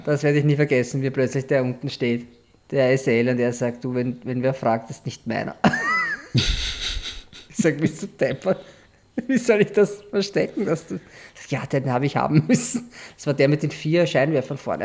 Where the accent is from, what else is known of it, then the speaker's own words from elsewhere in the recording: Austria; wo wir, also wo Austria ist